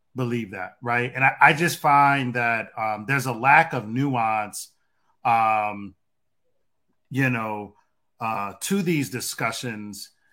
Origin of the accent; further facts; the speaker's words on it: Detroit, Michigan, United States; growing up where I grew up at in Detroit